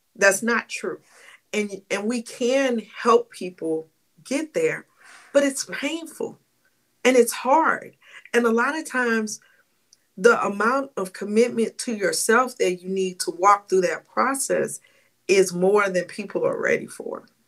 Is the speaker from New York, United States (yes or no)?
no; St. Louis, Missouri, United States; I'm from St. Louis